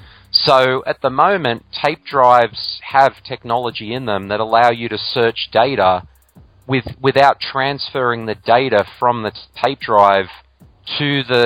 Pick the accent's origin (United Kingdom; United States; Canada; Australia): Australia; my home country of Australia